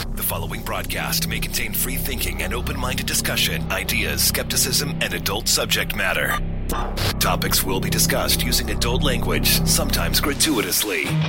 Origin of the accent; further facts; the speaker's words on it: Idaho, United States; I grew up in Idaho where there's lots and lots of Mormons